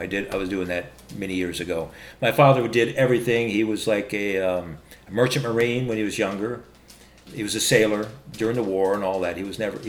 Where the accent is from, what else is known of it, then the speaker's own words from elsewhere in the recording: Salem, Oregon, United States; also born or lived in Bloomington, Illinois; I'm from Salem, Oregon, so it was right at the Capitol building. I lived right down the street from there in Salem.